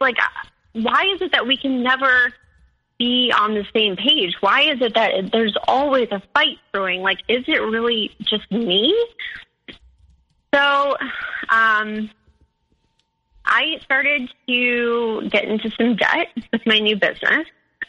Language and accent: English; Midwest, United States; I'm from the Midwest, like we, you know, like that kind of spirituality just isn't like really in our culture.